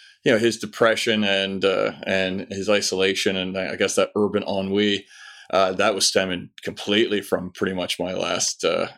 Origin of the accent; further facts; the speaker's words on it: Newfoundland and Labrador, Canada; moved away as an adult; also born or lived in Ottawa; now in London, United Kingdom; My now ex-wife. I moved away from Newfoundland when I was 22 with the young lady in question. We lived in Ottawa, Ontario for about 8 years.